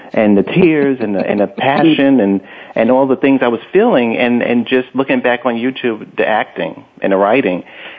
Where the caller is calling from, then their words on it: New York City, New York, United States; I'm calling from Brooklyn.